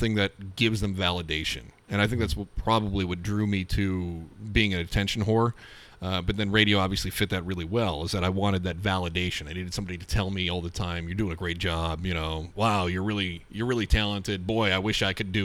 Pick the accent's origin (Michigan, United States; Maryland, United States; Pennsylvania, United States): Michigan, United States; Scottville; West Shore Community College in my hometown of Scottville